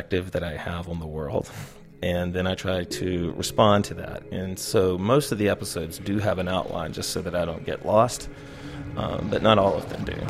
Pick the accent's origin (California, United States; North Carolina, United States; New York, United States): North Carolina, United States; Charlotte; I was born in Charlotte, North Carolina